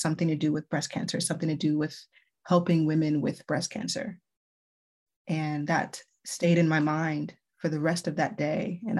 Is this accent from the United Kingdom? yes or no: no; U.S. Virgin Islands; moved away as an adult; I first moved into the mainland. I'm originally from the Virgin Islands